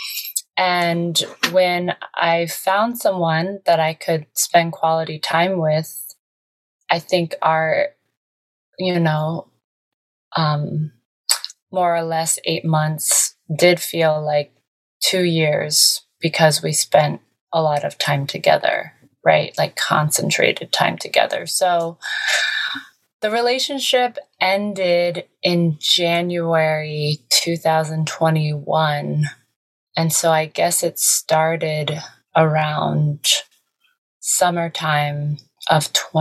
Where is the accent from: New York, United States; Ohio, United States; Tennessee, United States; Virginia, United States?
Ohio, United States; now in Los Angeles, United States; someone from the Midwest who grew up with so many different, well, just four seasons